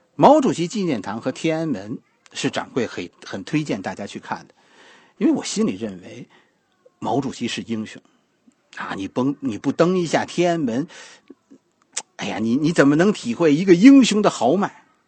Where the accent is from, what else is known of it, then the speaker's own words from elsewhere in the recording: China; 我们中国人